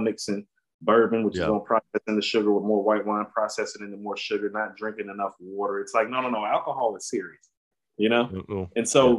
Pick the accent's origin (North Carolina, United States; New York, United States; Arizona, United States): North Carolina, United States; We're from North Carolina.